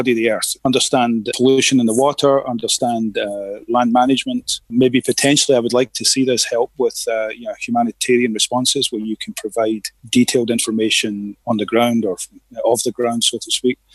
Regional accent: Glasgow, Scotland, United Kingdom; moved away as an adult; now in Houston, United States; I'm originally from Glasgow in Scotland

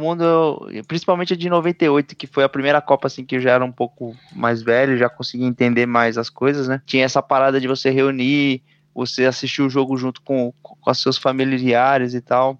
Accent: Brazil; a gente, como brasileiros

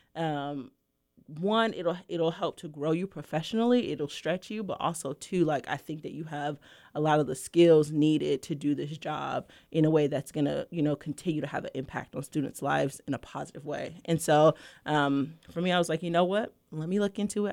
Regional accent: New York City, New York, United States; I'm originally from Brooklyn, New York

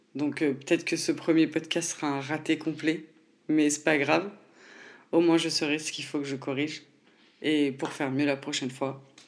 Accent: Nancy, Grand Est, France; je viens de Nancy

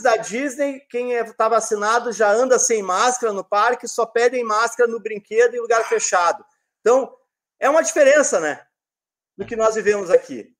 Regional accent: Rio Grande do Sul, Brazil; Rio Grande do Sul, terra do Félix, minha terra

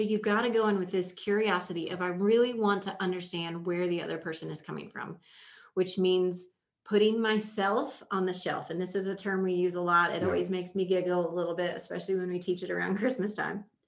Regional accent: Indiana, United States; I grew up in Indiana

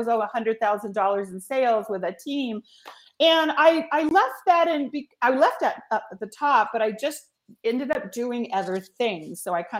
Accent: Los Angeles, California, United States; I grew up in Hollywood. I grew up in Los Angeles.

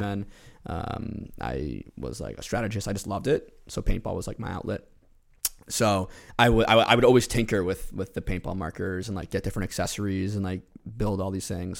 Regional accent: New York, United States; moved away as an adult; also born or lived in Rhode Island; now in Providence, United States; I'm originally from New York. Came to Rhode Island in twenty thirteen to attend school

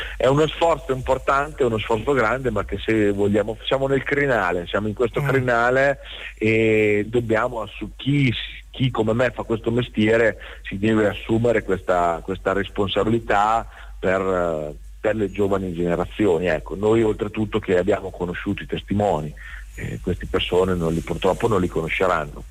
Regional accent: Rimini, Emilia-Romagna, Italy; Noi siamo di Rimini

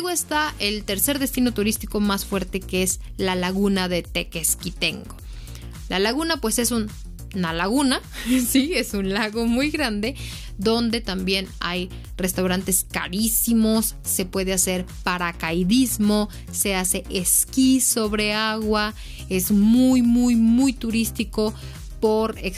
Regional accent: Mexico City, Mexico; moved away as an adult; now in Morelos, Mexico; yo soy originaria de Ciudad de México y también mi tío es capitalino, de feños, chilangos, si así nos quieren llamar, somos guayabos de corazón, porque pues ya tenemos cinco años viviendo, más de cinco años viviendo en Morelos

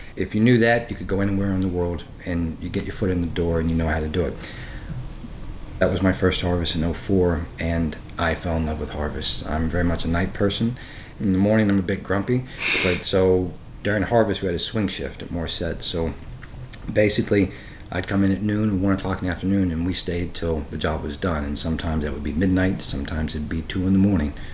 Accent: Southwest Virginia, United States; where I grew up in Southwest Virginia

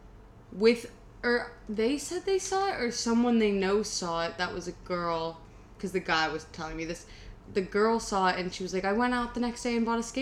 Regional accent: Miami, Florida, United States; I was from Miami. I am from Miami.

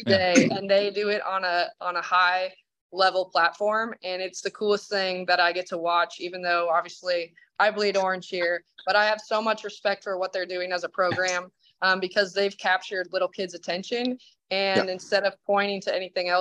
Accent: Idaho, United States; I'm from Idaho.

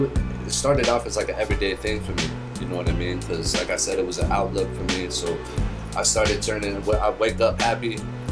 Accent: Santa Clara, California, United States; Mainly, because I was born in the Bay Area, bro, so.

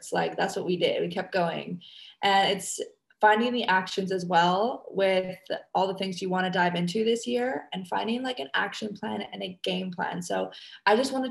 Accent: Canada; now in Indonesia

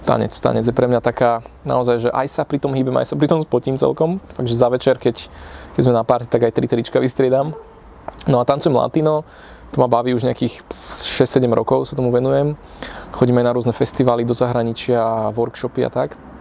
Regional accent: Piešťany, Trnava Region, Slovakia; now in Bratislava, Slovakia; ja pochádzam z Piešťan

